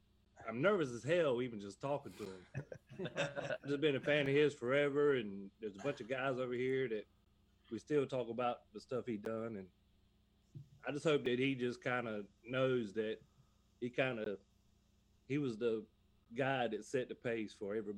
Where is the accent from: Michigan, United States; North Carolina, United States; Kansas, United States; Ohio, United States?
North Carolina, United States; I'm from North Carolina